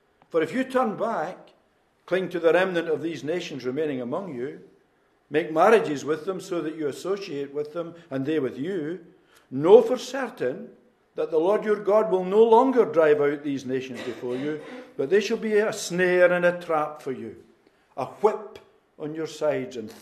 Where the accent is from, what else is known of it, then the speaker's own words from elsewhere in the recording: Newtonhill, Scotland, United Kingdom; moved away as an adult; also born or lived in Inverness / Edinburgh / Midlands of England / Belfast; I was born in Newt Hill, born into a mining family. My father worked in Polkemmet Colliery for most of his life.